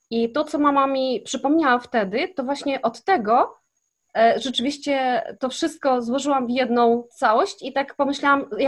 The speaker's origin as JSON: {"language": "Polish", "country": "Kazakhstan", "tie": "born or raised there", "moved": "as an adult", "lives_now": "Poland", "said": "wychowałam się w Kazachstanie, e, w miejscowości, gdzie właśnie mieszkali zesłańcy z Polski i to byli Niemcy i Polacy."}